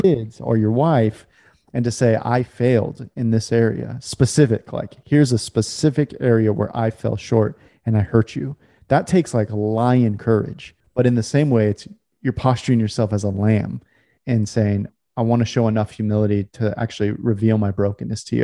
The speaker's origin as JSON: {"language": "English", "region": "California", "country": "United States", "tie": "born or raised there", "said": "I grew up in California"}